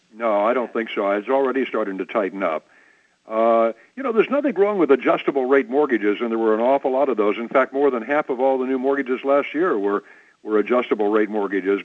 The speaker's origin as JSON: {"language": "English", "region": "Midwest", "country": "United States", "tie": "born or raised there", "said": "I was born in the Midwest"}